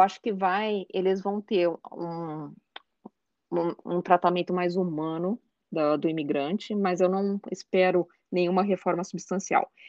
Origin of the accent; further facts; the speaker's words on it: Brazil; moved away as an adult; now in Cleveland, United States; quando eu morava no Brasil